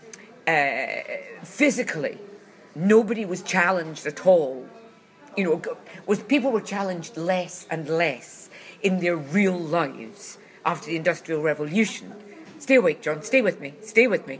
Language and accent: English; Glasgow, Scotland, United Kingdom; I come from Glasgow